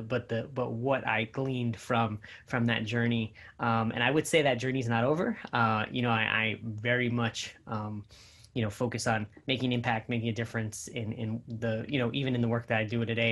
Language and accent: English; New Jersey, United States; I am by heritage Puerto Rican, but born in New Jersey